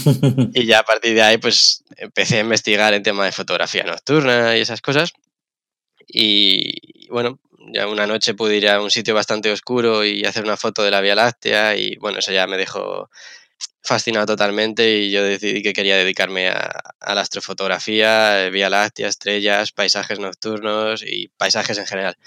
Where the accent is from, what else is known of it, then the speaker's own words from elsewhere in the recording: Madrid, Community of Madrid, Spain; also born or lived in Gran Canaria; yo crecí en Madrid, soy de Madrid, he crecido, estaba en Madrid